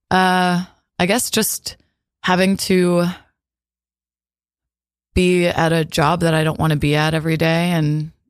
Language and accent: English; New Jersey, United States; also born or lived in Somerset, New Jersey / Roseland, New Jersey; I was a happy kid in New Jersey.